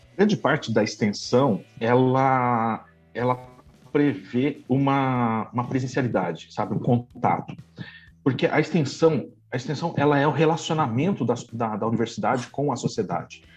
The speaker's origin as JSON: {"language": "Portuguese", "town": "Blumenau", "region": "Santa Catarina", "country": "Brazil", "tie": "born or raised there", "also_born_or_lived": "Florianópolis / Campinas", "moved": "as an adult", "lives_now": "São Paulo, Brazil", "said": "Eu sou de Blumenau, eu sou originário de Blumenau e vim, fui me afastando de casa conforme eu fui para o mestrado"}